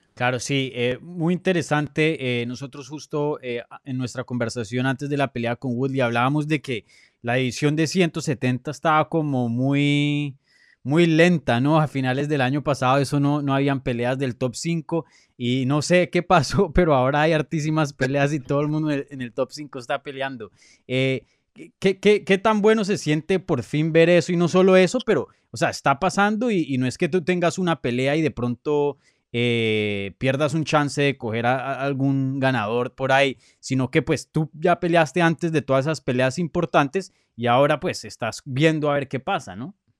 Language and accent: Spanish; Miami, Florida, United States; also born or lived in Brooklyn, New York; yo crecí aquí, aquí, en Miami, ahora mismo estoy en Miami